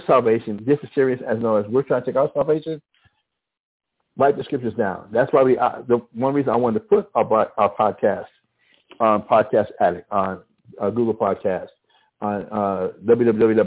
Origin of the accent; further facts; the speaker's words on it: Albuquerque, New Mexico, United States; accent: mix of western Louisiana and West Texas; Growing up in Albuquerque, in the northeast side of Albuquerque, it's a crazy accent